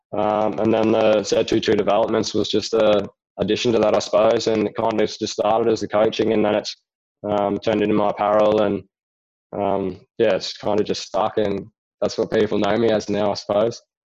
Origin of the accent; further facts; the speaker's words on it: Rockhampton, Queensland, Australia; my hometown in Rockhampton